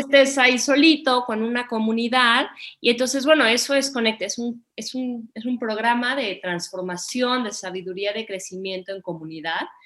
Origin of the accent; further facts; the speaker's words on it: Mexico; moved away as an adult; also born or lived in India / Nepal / Bhutan / Bali; regresé a vivir a México, me embaracé, me vine a vivir a Valle de Bravo